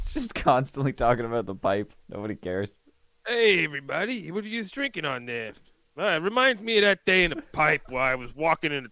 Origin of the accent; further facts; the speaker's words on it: New Jersey, United States; Sorry, I'm from Jersey.